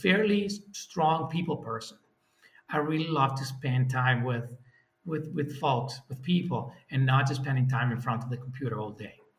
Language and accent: English; Italy; moved away as an adult; now in Netherlands; I'm from Italy.